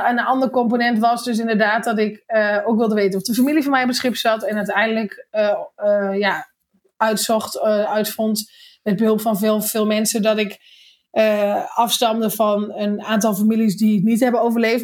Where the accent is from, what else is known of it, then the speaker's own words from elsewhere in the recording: Netherlands; ik kom uit Nederland